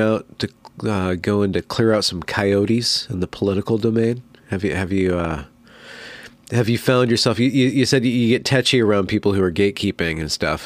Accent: California, United States; also born or lived in Western Washington; now in Washington, United States; I'm from California

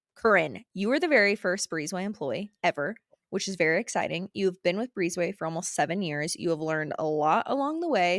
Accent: Florida Panhandle, United States; moved away as an adult; also born or lived in Jackson Hole, Wyoming; now in Jackson, United States; I'm actually from the Panhandle of Florida

